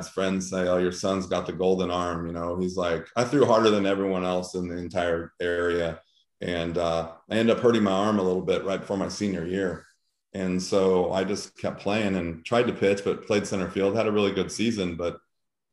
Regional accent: Diamond Bar, California, United States; now in Missouri, United States; I grew up in a city diamond bar that probably had 10,000 people

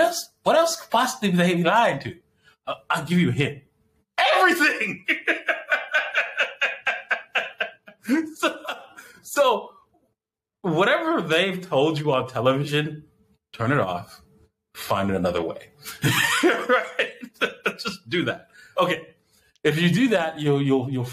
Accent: Canada; I was born in Canada

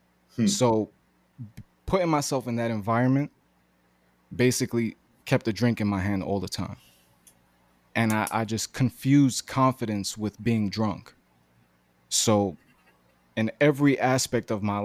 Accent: New York City, New York, United States; also born or lived in Greenpoint, Brooklyn; I'm from Bushwick, Brooklyn, born and raised

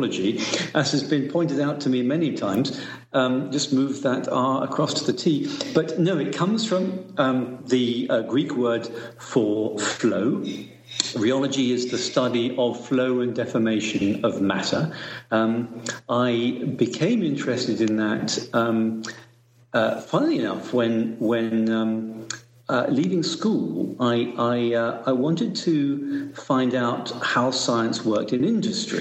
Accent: South East England, United Kingdom; I was born in Southeast England, early 60s

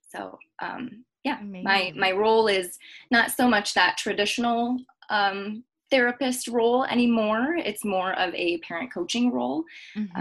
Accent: Michigan, United States; now in Denver, United States; I was born and raised in Michigan.

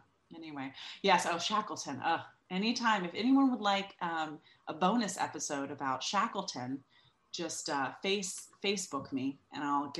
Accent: California, United States; also born or lived in Georgia / North Carolina; now in New York, United States; California, the state from which I hail, sort of, mostly. I said the other day, somebody's like, where are you from? And I'm like, California via Georgia and North Carolina, but now I live in New York.

